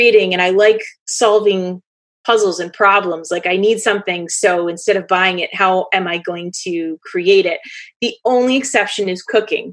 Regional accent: Western Maine, United States; also born or lived in Chester, New Hampshire; I grew up in Western Maine

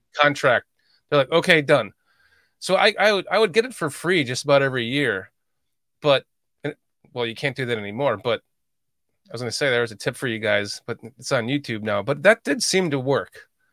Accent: Chicago, Illinois, United States; moved away; I grew up in Chicagoland and I, I don't live there anymore.

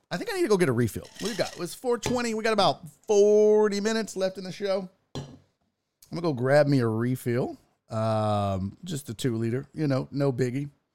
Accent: United States; We're from America

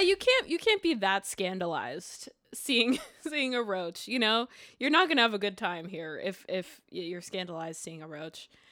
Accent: Montreal, Quebec, Canada; now in Brooklyn, United States; I was born in Montreal, Quebec.

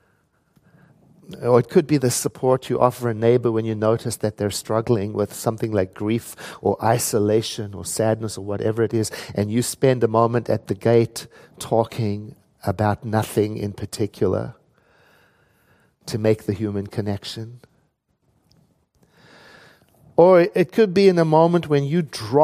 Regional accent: South Africa; moved away; I never grew up with Halloween when I was born in South Africa

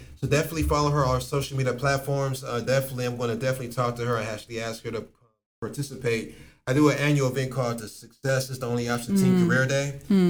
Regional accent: Akron, Ohio, United States; my hometown, Akron, Ohio

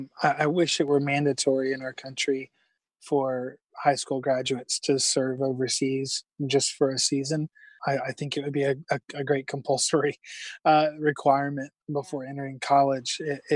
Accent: South Carolina, United States; South Carolina is a wonderful place, a beautiful place. You know, much different, obviously, than the West Coast in so many ways. But definitely a good hometown kind of vibe was what we were raised in.

